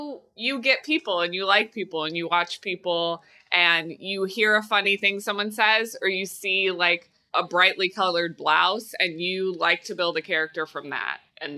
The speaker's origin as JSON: {"language": "English", "region": "Midwest", "country": "United States", "tie": "born or raised there", "said": "You know, growing up in the Midwest, perpetual people pleaser, like yep. my whole life."}